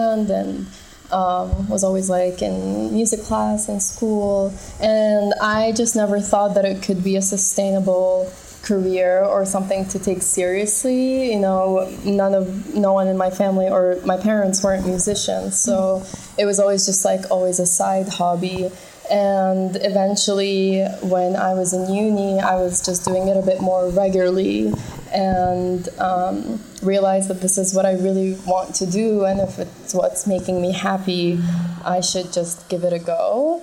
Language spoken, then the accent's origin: English; Toronto, Ontario, Canada; moved away as an adult; also born or lived in Middle East; now in Berlin, Germany; I'm from Toronto. I started there and just moved to Europe after finished studying